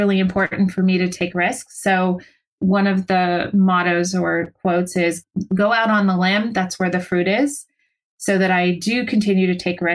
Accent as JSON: {"language": "English", "area": "San Francisco Bay Area", "region": "California", "country": "United States", "tie": "born or raised there", "said": "We're both, you know, born and raised in the San Francisco Bay Area. So we are totally liberal Californians"}